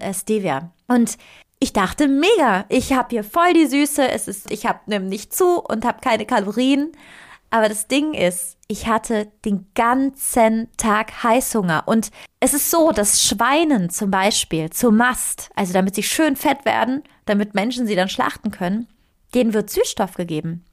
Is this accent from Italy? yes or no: yes; Italy; moved away; Ich, ich komme aus Italien